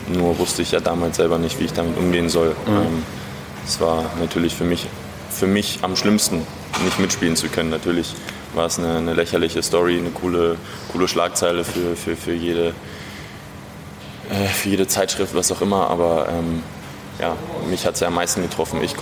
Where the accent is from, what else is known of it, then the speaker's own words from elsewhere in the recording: Ukraine; now in Berlin, Germany; ich ja auch gebürtig aus der Ukraine komme